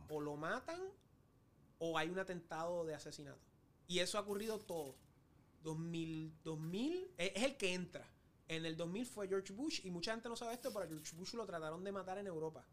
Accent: Puerto Rico; como puertorriqueño

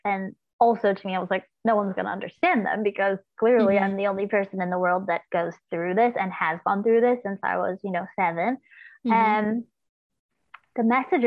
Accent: Los Angeles, California, United States; growing up in Los Angeles, there was just so like my dad would be going and doing like small blues gigs around

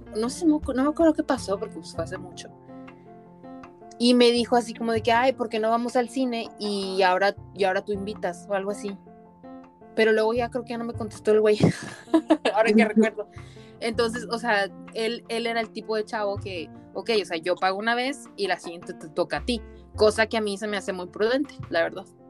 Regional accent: Mexico; moved away as an adult

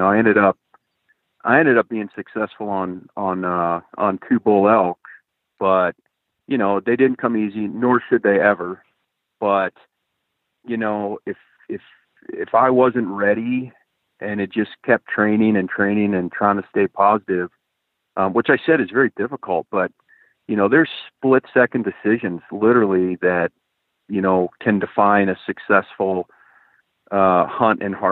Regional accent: Eastern Ohio, United States; now in Montana, United States; I was from Ohio? You and I basically come from the same neck of the woods

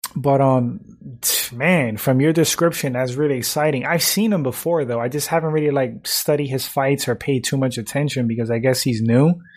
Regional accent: New York, United States; moved away; also born or lived in Florida / Connecticut; I grew up in New York. Um, I've lived in Florida, uh, Connecticut, um, pretty much the three states that I've lived

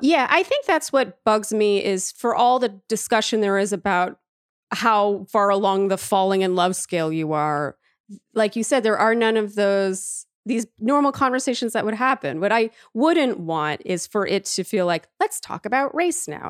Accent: Canada; also born or lived in Germany; now in New York, United States; I am so Canadian

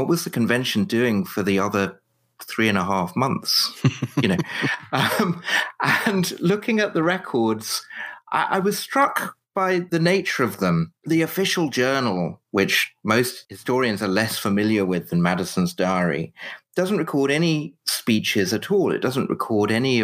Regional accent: United Kingdom; I'm British, not American

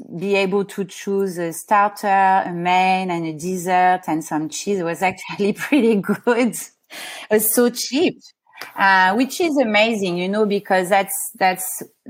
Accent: Paris, Île-de-France, France; born there; And that's how she moved to Paris, and that's why I was born in Paris.

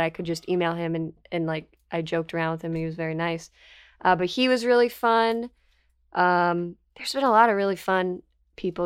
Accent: South Florida, United States; I grew up mostly in South Florida

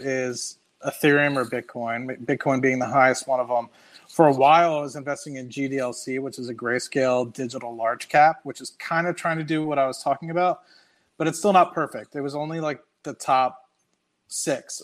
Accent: United States; accent: American; also born or lived in Trinidad; i was american because of my accent

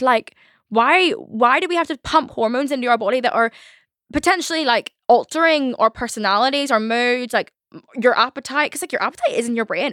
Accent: Ireland; I'm Irish

